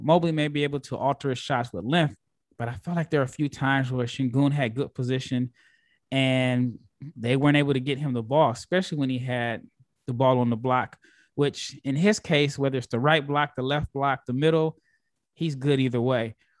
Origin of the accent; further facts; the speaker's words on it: Omaha, Nebraska, United States; I'm from Omaha, Nebraska.